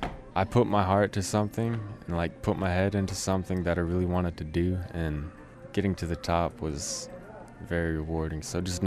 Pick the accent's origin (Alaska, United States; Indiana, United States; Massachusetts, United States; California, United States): Alaska, United States; Nome; I'm from Nome, Alaska. I'm 20 years old.